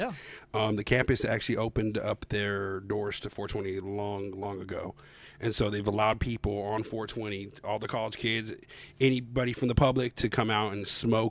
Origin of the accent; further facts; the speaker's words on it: Denver, Colorado, United States; moved away as an adult; now in Oklahoma, United States; I was born and raised in Denver.